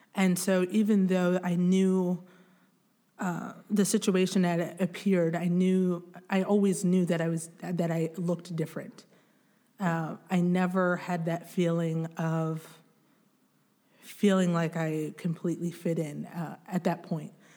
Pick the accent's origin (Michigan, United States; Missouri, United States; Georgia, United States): Michigan, United States; Grand Rapids; also born or lived in Bukavu, Democratic Republic of the Congo; we moved to Grand Rapids, Michigan